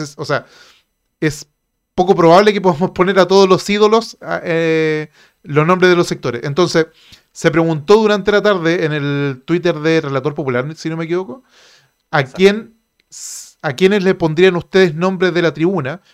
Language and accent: Spanish; Chile